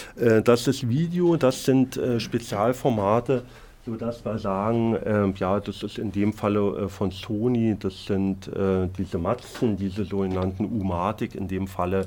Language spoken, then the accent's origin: German; Berlin, Germany; im Osten gelernt habe, ich bin Berliner, habe im Ostteil der Stadt gelernt